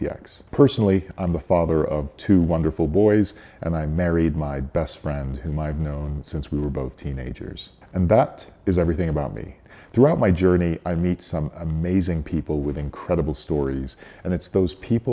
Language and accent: English; Cairo, Cairo Governorate, Egypt; moved away as an adult; now in Park City, United States; I'm originally from Cairo, Egypt, but I've lived in the U.S. for 35 years now, and for the last 23, I've been in beautiful Park City, Utah